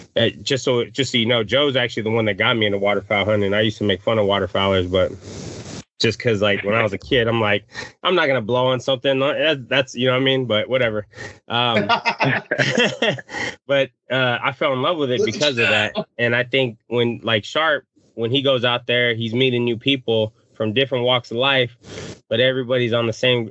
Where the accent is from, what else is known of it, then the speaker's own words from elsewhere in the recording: Texas, United States; I grew up in Texas